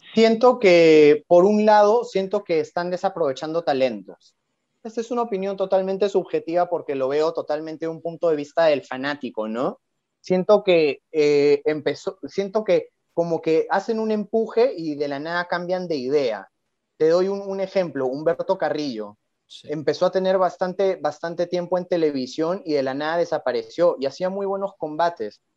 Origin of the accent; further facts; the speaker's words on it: Lima, Peru; soy guitarrista de Lima, Perú